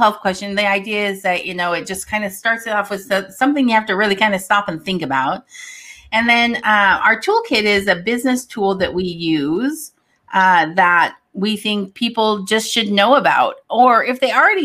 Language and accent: English; Oregon, United States; moved away as an adult; I grew up in Oregon